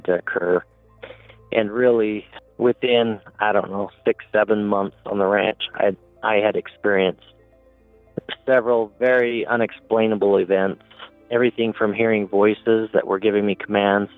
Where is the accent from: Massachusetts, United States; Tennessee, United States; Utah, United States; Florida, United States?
Utah, United States; Uinta Basin; Growing up in the Uinta Basin